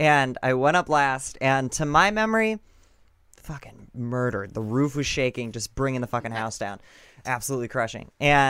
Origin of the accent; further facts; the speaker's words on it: Peoria, Illinois, United States; moved away as an adult; also born or lived in New York / Los Angeles / Bartonville; now in Chicago, United States; I grew up in Peoria, yeah.